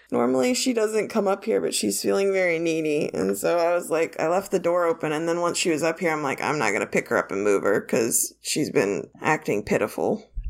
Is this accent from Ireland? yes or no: yes; Ireland; as an Irish person